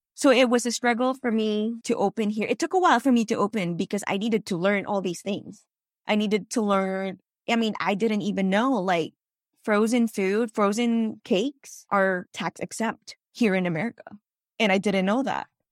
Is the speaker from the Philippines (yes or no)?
yes; Philippines; moved away as an adult; now in Los Angeles, United States; I actually was born and raised in the Philippines